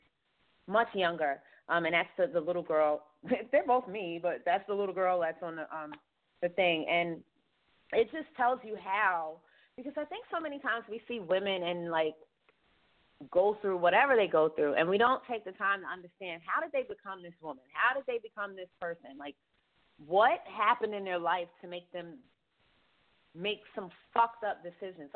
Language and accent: English; New York City, New York, United States; I'm from Queensbridge